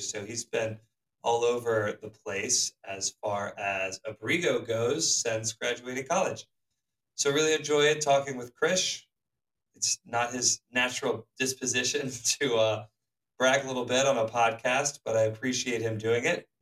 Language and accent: English; Charlotte, North Carolina, United States; growing up in Charlotte